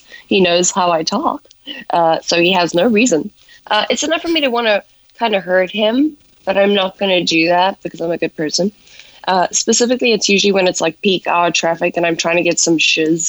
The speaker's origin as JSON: {"language": "English", "country": "South Africa", "tie": "born or raised there", "accent": "South African", "moved": "as an adult", "lives_now": "Los Angeles, United States", "said": "growing up in South Africa"}